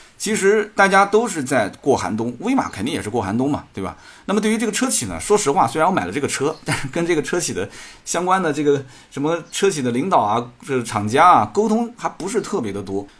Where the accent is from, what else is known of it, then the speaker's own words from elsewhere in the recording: Jiangsu, China; 作为一个江苏人